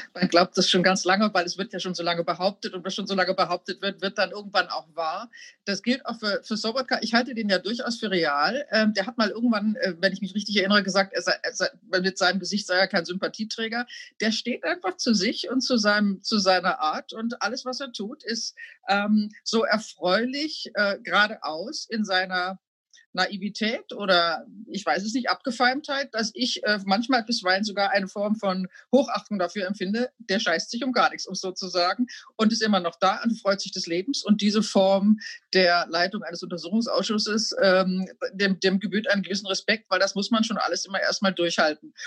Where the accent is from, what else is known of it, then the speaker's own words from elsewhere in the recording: Germany; als Deutsche